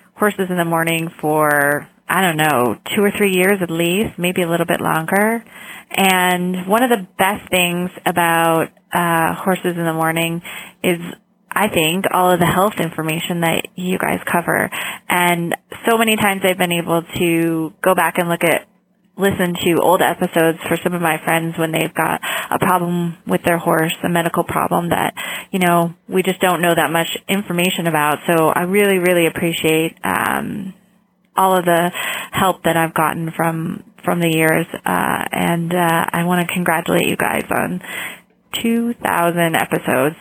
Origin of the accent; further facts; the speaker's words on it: Denver, Colorado, United States; I'm from Denver, Colorado